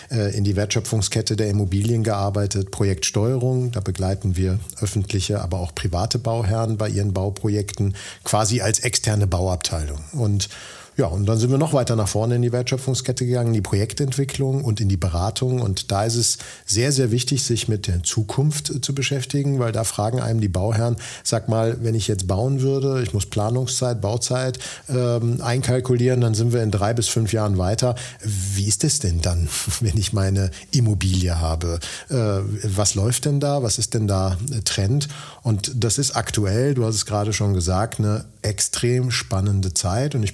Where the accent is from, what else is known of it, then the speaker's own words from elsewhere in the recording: Dortmund, North Rhine-Westphalia, Germany; Ich bin 49 Jahre alt, Bauingenieur von Hause aus, komme gebürtig aus Dortmund, unweit von hier und äh, Bochum.